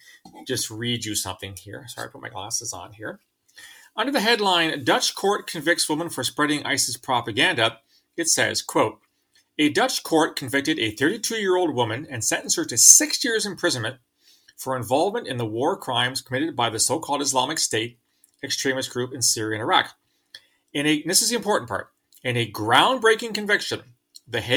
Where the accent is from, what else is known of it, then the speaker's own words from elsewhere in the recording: London, Ontario, Canada; my hometown of London, Ontario